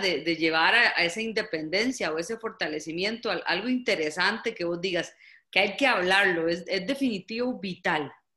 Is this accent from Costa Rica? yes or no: yes; Costa Rica; en mi país hay varias intervenciones